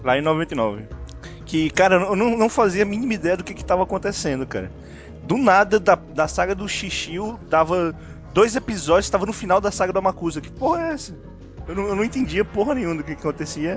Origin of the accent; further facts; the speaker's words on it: Ceará, Brazil; eu sou do Ceará